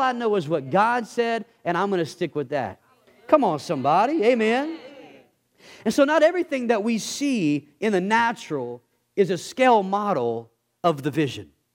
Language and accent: English; Texas, United States; I'm from Texas